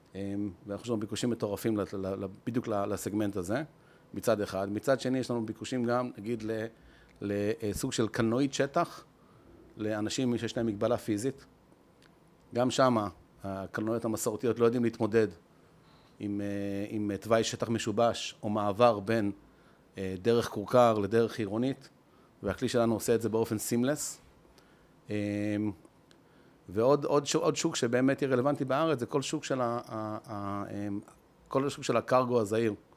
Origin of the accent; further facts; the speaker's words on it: Israel; אנחנו ישראלים, עם התכונות המיוחדות שלנו